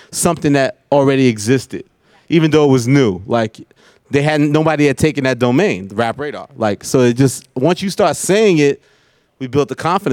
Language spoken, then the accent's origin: English; New York City, New York, United States; we're both from Queens